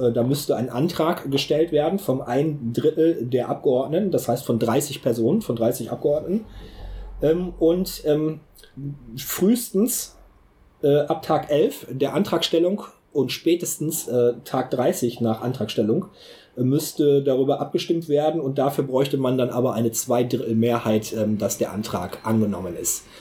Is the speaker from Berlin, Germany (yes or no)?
no; North Rhine-Westphalia, Germany; bei uns in Nordrhein-Westfalen